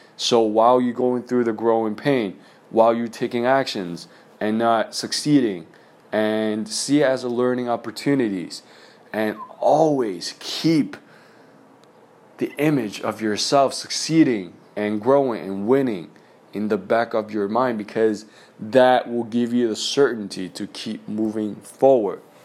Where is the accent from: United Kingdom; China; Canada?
China; moved away; growing up in China, we had this testing system